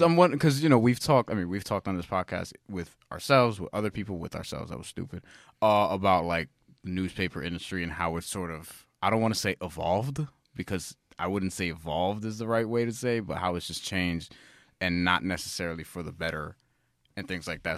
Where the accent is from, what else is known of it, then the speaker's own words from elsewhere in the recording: New York, United States; I've always lived in New York. We've always lived in New York